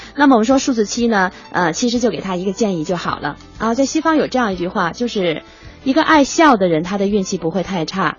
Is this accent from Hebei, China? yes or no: no; Beijing, China; accent: Beijing dialect; 我们北京话叫棍儿